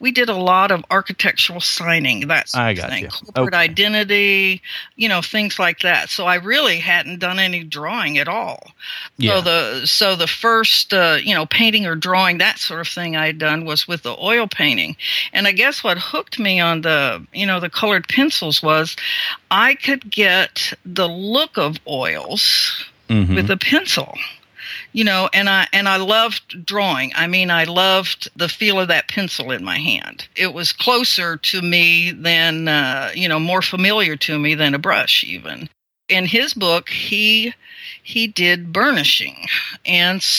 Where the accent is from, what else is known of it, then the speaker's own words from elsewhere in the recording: Columbus, Ohio, United States; moved away; I grew up around Columbus